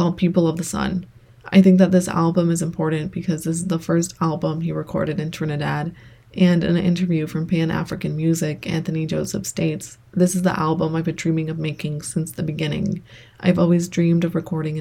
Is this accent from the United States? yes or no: no; El Salvador; moved away; I was born in El Salvador, and as the years go by, the more I miss it. I do go back and visit